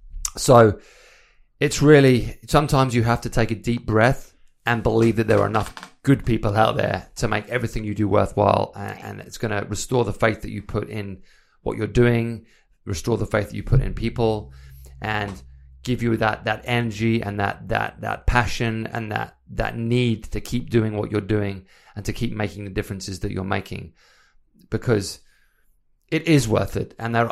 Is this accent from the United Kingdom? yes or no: yes; England, United Kingdom; moved away; obviously I came from England. I moved here because I wanted to build the life that I wanted to build.